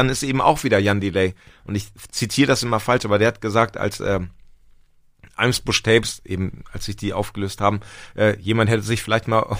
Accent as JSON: {"language": "German", "region": "Lower Saxony", "country": "Germany", "said": "Ich komme aus Nord Nordniedersachsen."}